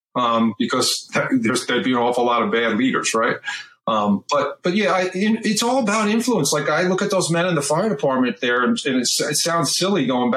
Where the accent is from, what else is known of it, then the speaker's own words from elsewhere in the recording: Eastern Long Island, New York, United States; I grew up on Eastern Long Island.